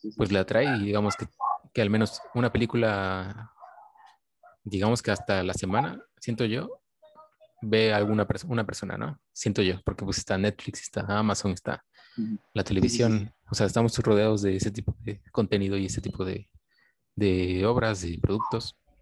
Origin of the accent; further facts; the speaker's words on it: Coatepec, Veracruz, Mexico; yo soy de pues de Coatepec, de un lugar donde no había cine